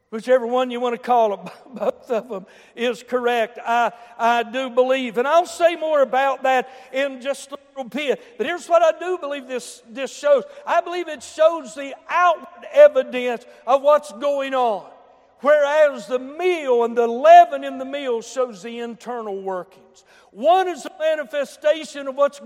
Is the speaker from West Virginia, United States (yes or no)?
yes; Boone County, West Virginia, United States; I come from Boone County